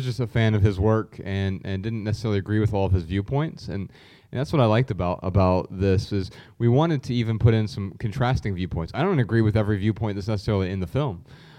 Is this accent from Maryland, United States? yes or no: no; Dayton, Ohio, United States; moved away as an adult; So, yeah, I spent the first 31 years of my life there and absolutely love the city